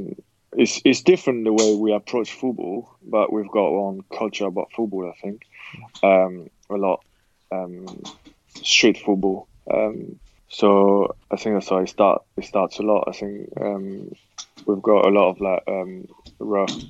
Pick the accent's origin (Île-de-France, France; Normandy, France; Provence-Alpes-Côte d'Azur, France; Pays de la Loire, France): Normandy, France; Le Havre; moved away as an adult; also born or lived in England; my hometown school, Le Havre